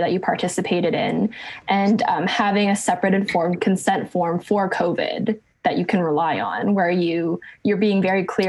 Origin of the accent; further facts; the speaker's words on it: Ottawa, Ontario, Canada; moved away as an adult; now in Fort McMurray, Canada; I'm originally from Ottawa and moved here because of a partner's job here in Fort McMurray.